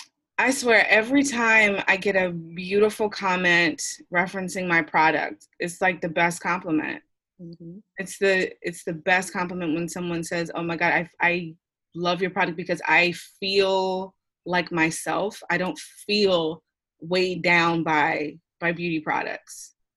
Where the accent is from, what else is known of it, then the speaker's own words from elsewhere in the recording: Philadelphia, Pennsylvania, United States; I'm from Philly originally. So I don't know if everyone knows that about me. It's like born and bred, still live there.